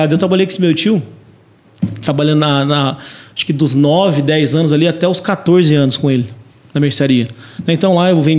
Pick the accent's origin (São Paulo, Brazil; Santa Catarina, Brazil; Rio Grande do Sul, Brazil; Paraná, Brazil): Paraná, Brazil; Londrina; also born or lived in Biporã, Paraná; Na verdade, eu nasci em Biporã, que é do lado aqui de, de Londrina, né? Mas aí com sete anos eu vim para Londrina.